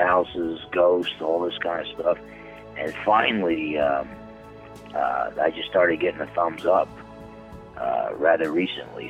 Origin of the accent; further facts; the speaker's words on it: Newark, New Jersey, United States; I was born on January 1st, 1960, in Newark, New Jersey